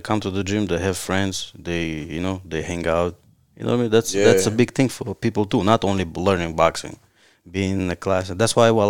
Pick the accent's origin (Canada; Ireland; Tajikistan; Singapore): Tajikistan; English is a second language; now in Louisville, United States